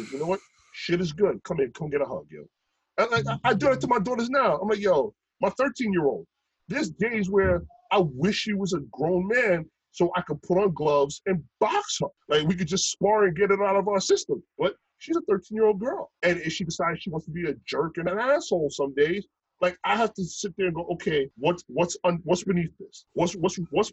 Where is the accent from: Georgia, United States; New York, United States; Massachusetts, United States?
New York, United States; New York City; dudes that I grew up with in Brooklyn, you know, dudes I grew up with in New York